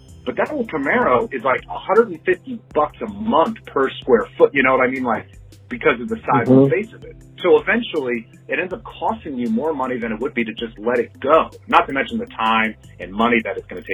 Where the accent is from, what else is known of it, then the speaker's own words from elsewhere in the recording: Maryland, United States; I grew up in Maryland